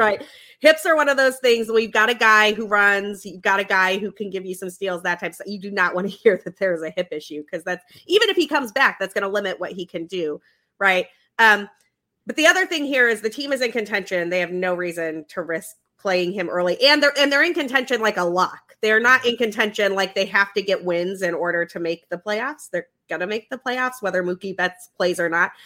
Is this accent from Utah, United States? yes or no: yes; Utah, United States; moved away; I'm from Utah originally